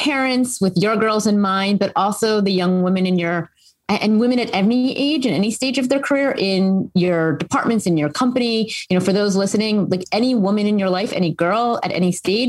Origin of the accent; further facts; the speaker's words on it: Philadelphia, Pennsylvania, United States; moved away as an adult; I grew up in the Philadelphia area for those who are maybe in the region, and I went to the school I now run.